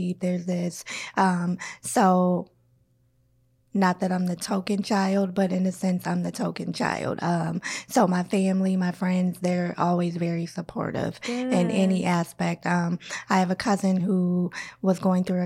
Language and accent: English; Minnesota, United States; also born or lived in Iowa / Burnsville, Minnesota; I'm from Iowa, but I've been here all my life. So pretty much I'm from Minnesota